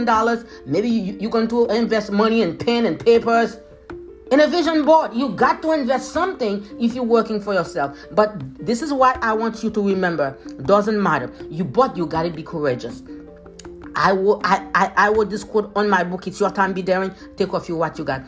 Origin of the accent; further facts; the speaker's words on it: Haiti; accent: Haitian; now in United States; my Haitian accent